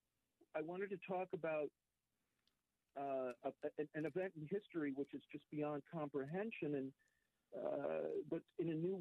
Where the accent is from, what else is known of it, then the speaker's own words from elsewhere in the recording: Chicago, Illinois, United States; also born or lived in New York; I was raised in Chicago